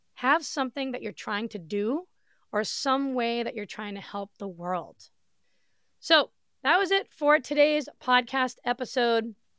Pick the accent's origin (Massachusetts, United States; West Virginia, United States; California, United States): Massachusetts, United States; moved away as an adult; now in Florida, United States; I grew up in Massachusetts. I lived there for thirty-five years of my life